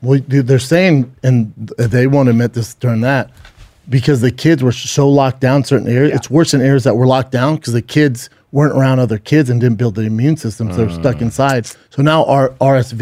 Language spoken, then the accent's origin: English; Colorado, United States; moved away; it happened in my home state right up the street from us